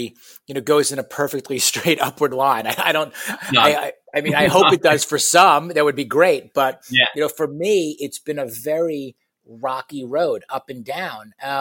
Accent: New York, United States; moved away as an adult; also born or lived in Michigan; now in Houston, United States; I was born and raised in New York, went to college at the University of Michigan

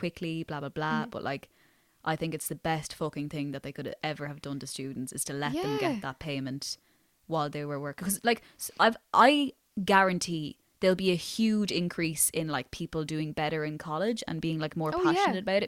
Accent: Ireland; accent: culchie; also born or lived in South Dublin

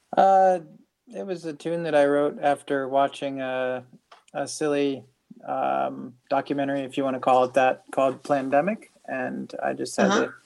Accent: Northeastern Ohio, United States; also born or lived in Salinas, California; now in Kentucky, United States; I'm from, I grew up in Ohio, in Northeastern Ohio.

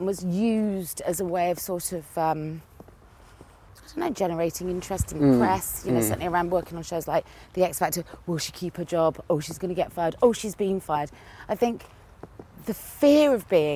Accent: Cheltenham, South West England, United Kingdom; accent: country; my country accent came out because I'm from Cheltenham in Gloucestershire.

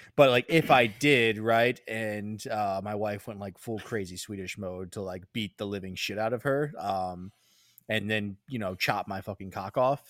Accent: United States

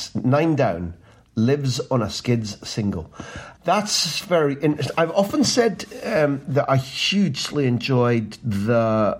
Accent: Scotland, United Kingdom; now in Barcelona, Spain; as a Scot

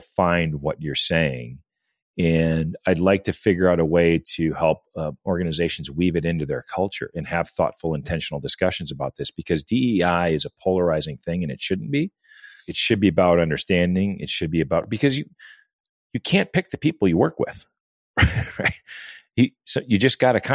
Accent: Midwest, United States; I'm a Midwest guy

